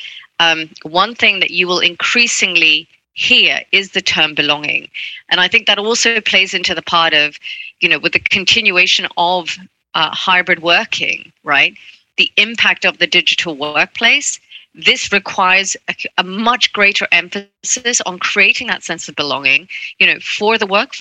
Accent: Hong Kong; I grew up in Hong Kong. That's where I'm from.

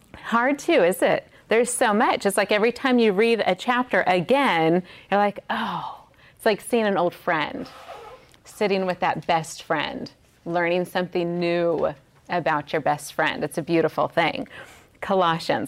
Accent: Las Vegas, Nevada, United States; in Las Vegas, which is my hometown

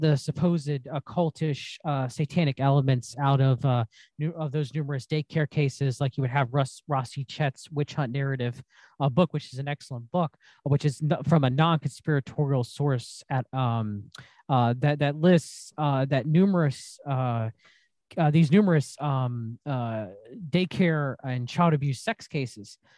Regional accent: Fayetteville, North Carolina, United States; born and raised in Fayetteville, North Carolina, like me

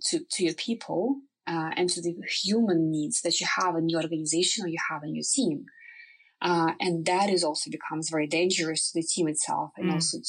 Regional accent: Ukraine; English is a second language; moved away as an adult; now in Norway; So I came from Ukraine to Norway. I was the youngest employee in the organization.

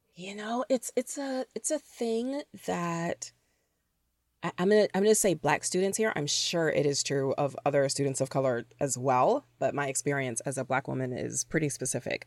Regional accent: Toledo, Ohio, United States; also born or lived in Cleveland, Ohio / Chicago / Metro Detroit; now in Detroit, United States; I grew up in Toledo, Ohio

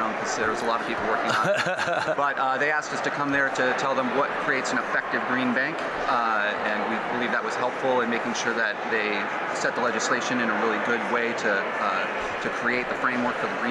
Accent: Michigan, United States; moved away as an adult; also born or lived in Detroit area, Michigan / Lansing, Michigan / Mount Pleasant, Michigan; now in Berkeley, United States; I'm originally from Michigan, born and raised. I live out in Berkeley in the Bay Area, California now

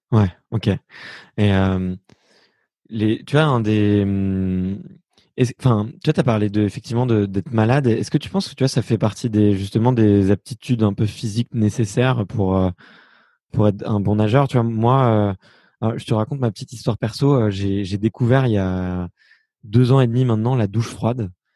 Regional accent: Fontenay-sous-Bois, Île-de-France, France; moi, j'ai grandi à Fontenay-sous-Bois

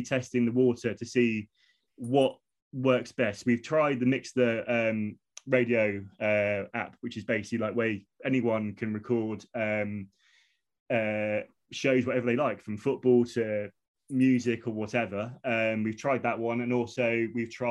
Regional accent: Taunton, South West England, United Kingdom; moved away as an adult; now in Devon, United Kingdom; I grew up in Taunton and I used to live basically a stone's throw away from the actual football ground itself

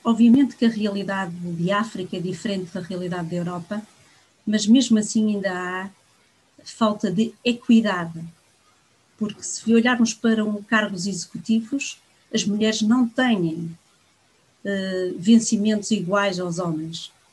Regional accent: Viana do Castelo, Norte, Portugal; moved away as an adult; now in Angola; Nasci no Minho, por isso sou minhota de berço, mas acima de tudo sou angolana de coração.

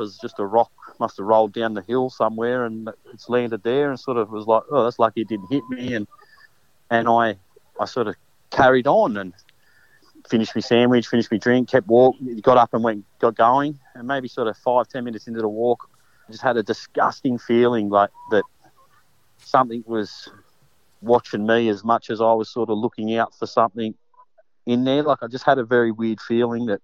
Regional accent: Hawkesbury area of New South Wales, Australia; I grew up in the Hawkesbury area of New South Wales

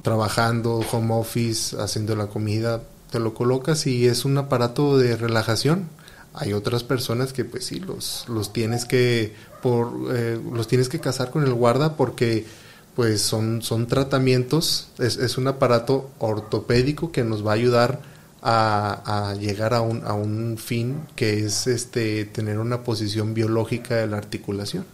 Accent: Mexico; somos mexicanos

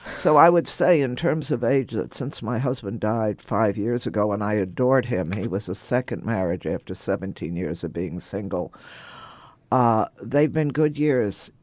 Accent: Texas, United States; growing up in Texas in the fifties

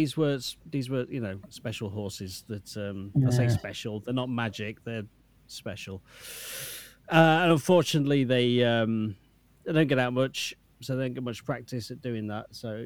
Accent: United Kingdom; And I'm British.

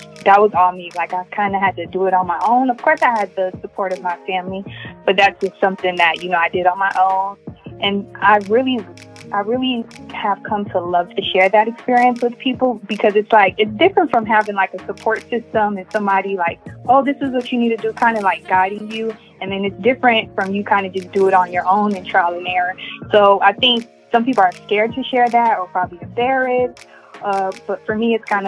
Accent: Miami, Florida, United States; moved away as an adult; also born or lived in Gainesville, Florida; now in Durham, United States; born and raised in Miami

